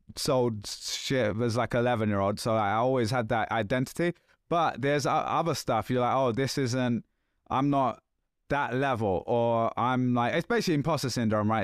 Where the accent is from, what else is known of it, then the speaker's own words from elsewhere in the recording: London, United Kingdom; accent: London; this is still a London accent, but this is, like, fifteen years ago almost where you couldn't understand what I was saying, right? And it was, like, lots of slang and just, like, thick.